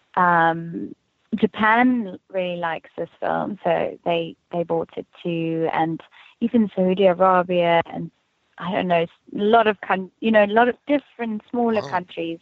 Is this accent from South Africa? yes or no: yes; South Africa; moved away as an adult; now in United States; I grew up in Afrikaans community